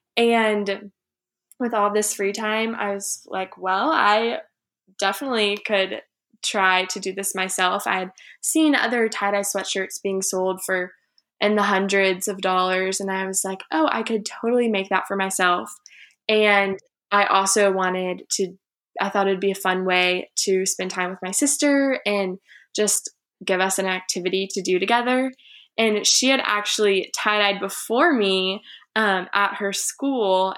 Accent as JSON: {"language": "English", "town": "Houston", "region": "Texas", "country": "United States", "tie": "born or raised there", "said": "I'm from Houston, Texas, was born there and have lived there until I went away to college."}